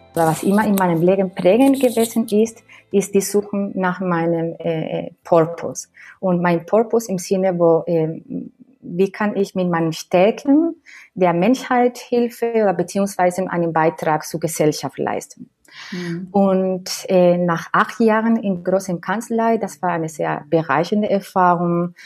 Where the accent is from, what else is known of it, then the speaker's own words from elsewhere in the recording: between Seville and Cádiz, Andalusia, Spain; German is a second language; moved away as an adult; now in Berlin, Germany; ich komme sprüglich aus Spanien. Meine Wurzeln liegen im Südspanien, Andalusien zwischen ähm, ähm, zwei Städten, Sevilla und Cádiz.